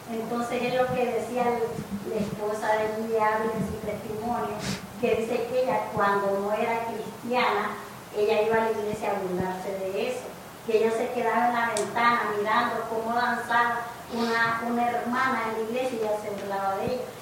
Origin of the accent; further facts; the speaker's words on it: El Salvador; moved away; Entonces cuando yo vine y me reconcilié aquí en esta iglesia, este, cuando yo vine de El Salvador era cristiana allá, pero no leía la Biblia